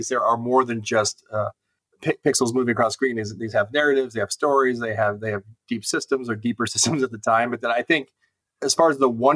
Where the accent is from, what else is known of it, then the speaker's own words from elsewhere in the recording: Cleveland, Ohio, United States; moved away; I'm from Cleveland originally, so I'm a big fan of all the Cleveland sports teams